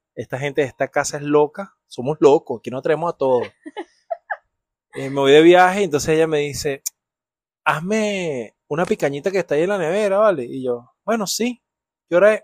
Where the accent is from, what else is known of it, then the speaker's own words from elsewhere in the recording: Venezuela; moved away; Tocaba puertas de chiquito en Venezuela